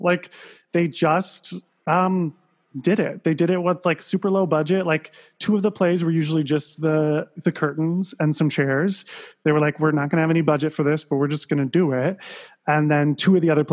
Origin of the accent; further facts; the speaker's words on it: Sandusky, Ohio, United States; moved away; I'm from Sandusky, Ohio.